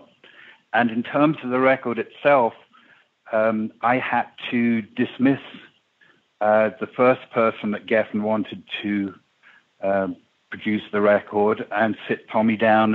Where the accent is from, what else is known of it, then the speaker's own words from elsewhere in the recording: England, United Kingdom; when I was a kid growing up in England